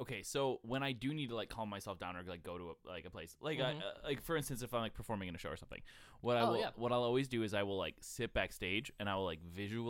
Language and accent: English; Buffalo, New York, United States; The other one is my hometown. I really like Buffalo, New York.